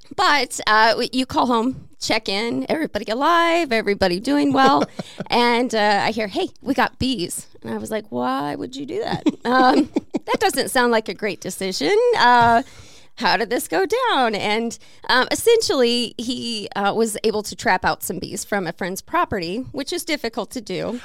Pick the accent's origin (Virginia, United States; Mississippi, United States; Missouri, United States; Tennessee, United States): Missouri, United States; now in Peoria, United States; I am from Missouri